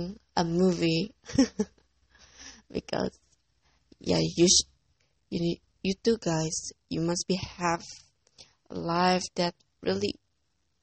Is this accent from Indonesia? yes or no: yes; Indonesia; English is a second language; I'm from Indonesia